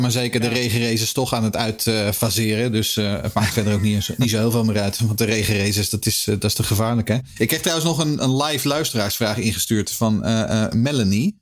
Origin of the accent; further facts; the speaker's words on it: Haarlem, North Holland, Netherlands; ik groeide op in Haarlem.